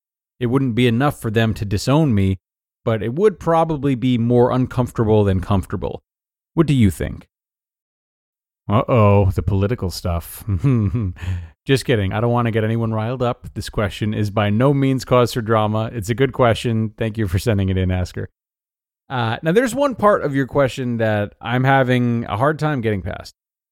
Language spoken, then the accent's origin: English; Deep South, United States; I was raised in the Deep South and raised Republican by parents who are very passionate Republicans.